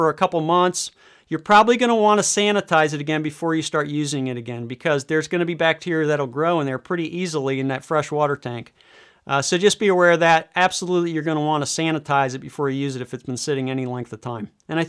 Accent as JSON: {"language": "English", "region": "Michigan", "country": "United States", "tie": "born or raised there", "said": "So here I'm going to do a quick search in my home state of Michigan."}